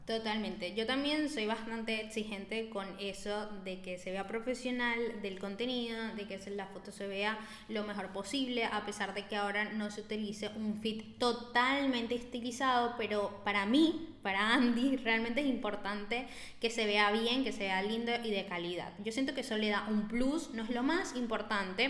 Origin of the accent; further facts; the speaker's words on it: Venezuela; moved away; yo soy venezolana